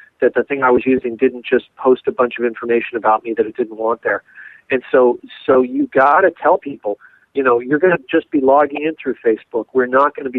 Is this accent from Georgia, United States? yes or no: no; Los Angeles, California, United States; We lived, growing up in Los Angeles, we lived across the street from the guy who did the costume design for Lost in Space